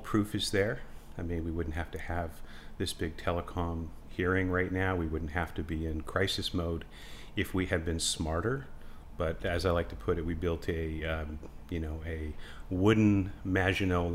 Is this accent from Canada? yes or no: yes; Canada; I'm very thankful that I'm Canadian